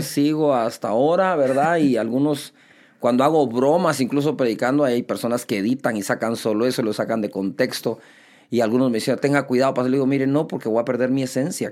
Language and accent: Spanish; Guatemala City, Guatemala Department, Guatemala; nací aquí en Guatemala